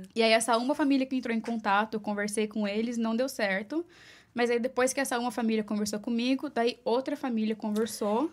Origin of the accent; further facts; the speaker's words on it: Mogi das Cruzes, São Paulo, Brazil; moved away as an adult; now in New York City, United States; Eu sou de Mogi das Cruzes, São tá. Paulo. É, grande São Paulo, ali na região de Suzano, Poá